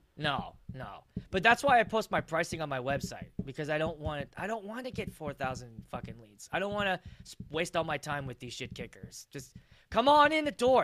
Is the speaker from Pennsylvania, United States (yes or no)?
yes; Pittsburgh, Pennsylvania, United States; now in Minnesota, United States; I'm actually from the East Coast. I'm from Pittsburgh originally.